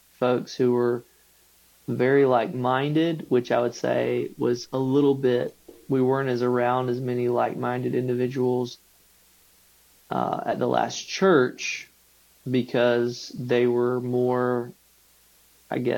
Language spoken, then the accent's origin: English; Macon, Georgia, United States; moved away as an adult; also born or lived in Gray, Georgia; now in Tifton, United States; I grew up in Macon, mm-hmm, Gray in that, mm-hmm, area